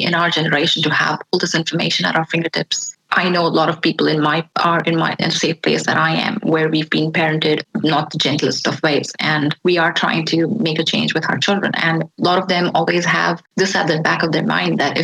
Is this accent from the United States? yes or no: no; India; I was born and raised in India.